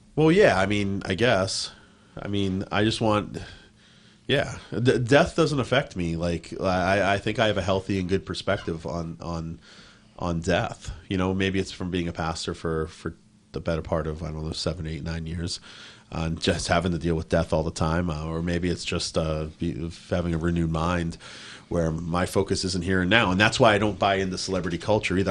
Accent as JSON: {"language": "English", "town": "Boston", "region": "Massachusetts", "country": "United States", "moved": "yes", "lives_now": "Newbury Park, United States", "said": "I'm from Boston, which is a big sports town"}